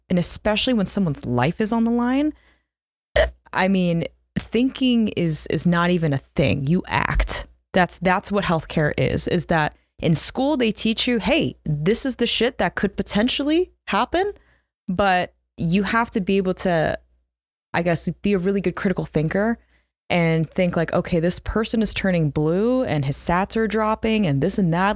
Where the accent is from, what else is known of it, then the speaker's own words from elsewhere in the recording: New Jersey, United States; also born or lived in Philadelphia; I grew up in South Jersey, so almost kind of a Philly girl